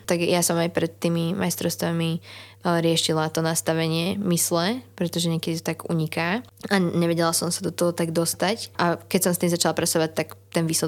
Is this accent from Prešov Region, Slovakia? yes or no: no; Šenkvice, Bratislava Region, Slovakia; ale našťastie ja som zo Šenkovic, kde je BMX hala, čo je podobné pamtrku, takže ja trénujem tam väčšinu času